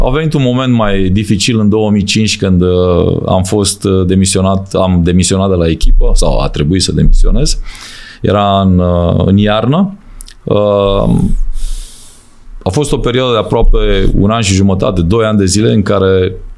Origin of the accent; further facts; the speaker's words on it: Romania; moved away as an adult; also born or lived in Austria / Germany; ca român să prinzi locuri bune ca antrenor